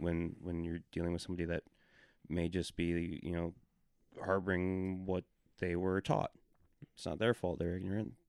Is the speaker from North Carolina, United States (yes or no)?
no; Milwaukee suburb, Wisconsin, United States; moved away; I grew up in not a small town, twenty-six thousand people, but it was in a, um, suburb of, of, uh, Milwaukee suburb in Wisconsin.